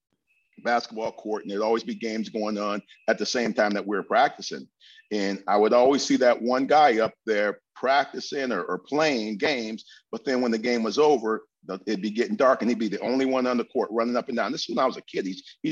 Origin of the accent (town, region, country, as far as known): Lansing, Michigan, United States; born or raised there